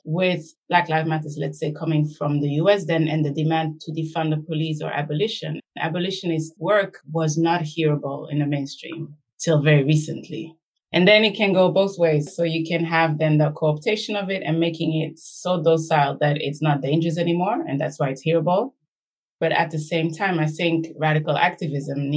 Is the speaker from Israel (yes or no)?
no; Belgium; I was born and raised in Belgium, myself a product of the colonial encounter, let's say, second generation Rwandan